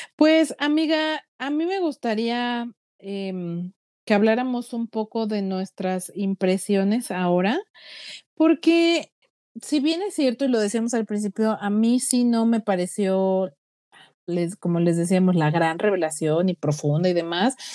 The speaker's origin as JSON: {"language": "Spanish", "country": "Mexico", "said": "nosotros los mexicanos"}